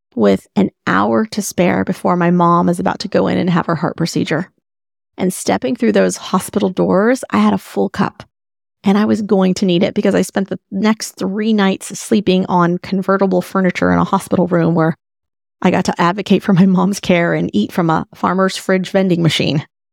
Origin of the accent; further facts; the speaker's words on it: Dallas, Texas, United States; moved away; Dallas is basically my hometown